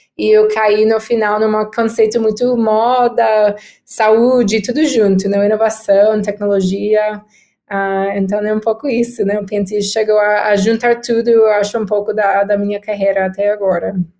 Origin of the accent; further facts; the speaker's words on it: United States; Portuguese is a second language; moved away as an adult; now in São Paulo, Brazil; sou americana, uh, mas eu tenho oito anos no Brasil, morando em São Paulo